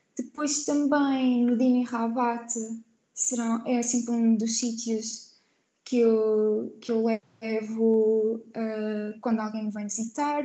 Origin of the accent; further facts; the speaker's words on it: Portugal; moved away as an adult; also born or lived in Dubrovnik, Croatia / Florence, Italy; now in Birkirkara, Malta; eu sendo portuguesa